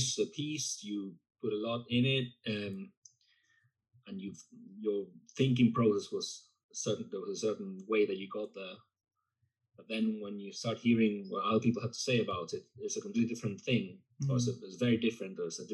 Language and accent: English; Buenos Aires, Argentina; moved away; I'm from Buenos Aires, and it's very, very, it's a culture that's quite influenced by Paris in particular